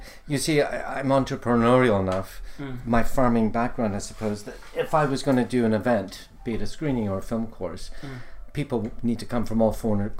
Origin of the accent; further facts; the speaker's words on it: Somalia; now in London, United Kingdom; I grew up in Somalia, and as you know, there's many Somalis here.